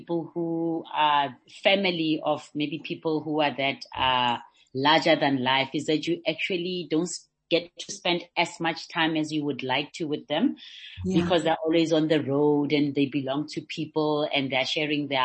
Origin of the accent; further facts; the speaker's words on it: North West, South Africa; also born or lived in Liberia; I came back to what was then Pula Twala, which is now the Northwest, to come and live with my mother's family.